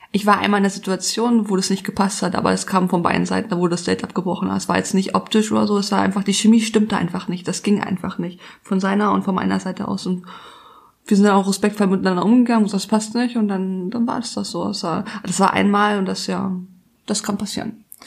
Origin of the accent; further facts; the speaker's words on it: Hamburg, Germany; also born or lived in France; Ich komme aus Hamburg